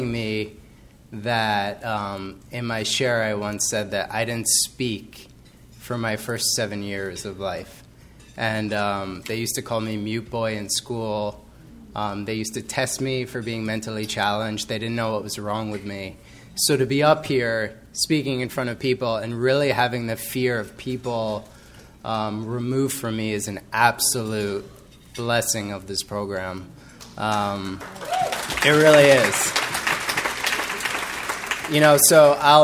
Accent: Cold Spring Harbor, New York, United States; I grew up in Long Island in a town called Cold Spring Harbor

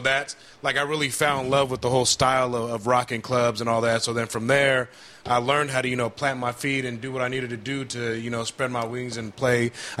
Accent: Sacramento, California, United States; I was always been from Sacramento.

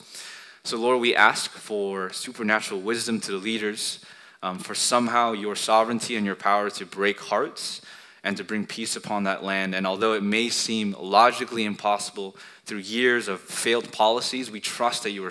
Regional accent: United States; We're Asian American

